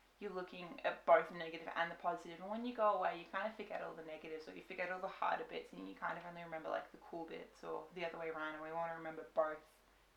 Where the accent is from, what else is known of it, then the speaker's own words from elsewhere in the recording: Melbourne, Victoria, Australia; We're from Victoria, Australia, Melbourne more specifically.